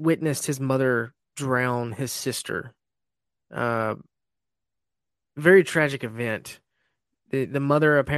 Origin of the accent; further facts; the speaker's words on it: Esto, Florida, United States; it's basically my hometown